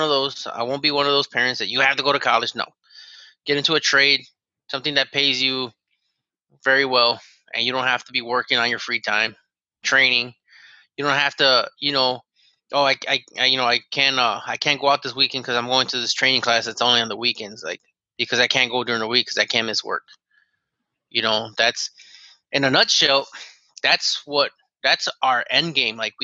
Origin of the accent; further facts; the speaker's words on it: Chicago, Illinois, United States; I'm from Chicago.